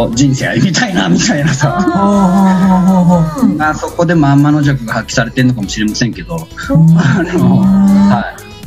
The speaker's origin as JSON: {"language": "Japanese", "region": "Okayama", "country": "Japan", "tie": "born or raised there", "said": "そこが、あのうん、生まれたところ"}